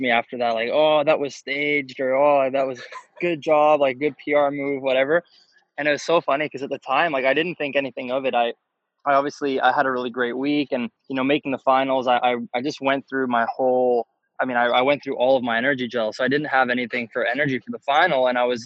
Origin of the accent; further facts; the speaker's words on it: Canada; I'm a Canadian